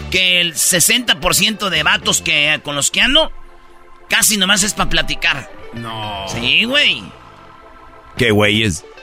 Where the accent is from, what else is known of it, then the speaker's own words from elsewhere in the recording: Jiquilpan, Michoacán, Mexico; Una vez la maestra, eh, cuando yo estaba en Jiquilpan, Michoacán, ahí donde yo nací, que ya me están haciendo este, una, estatua ahí, maestro.